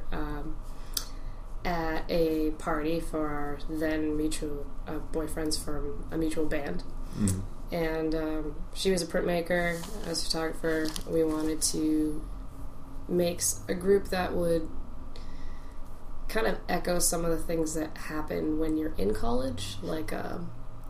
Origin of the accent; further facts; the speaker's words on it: Massachusetts, United States; I am born and raised in Massachusetts